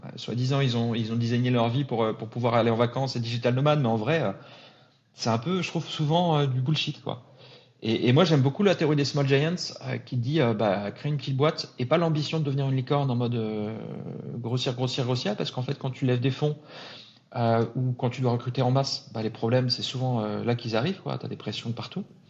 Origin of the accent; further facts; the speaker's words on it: Lille, Hauts-de-France, France; moved away as an adult; now in Paris, France; j'ai grandi à Lille, arrivé à Paris il y, a, il y a 13 ans maintenant.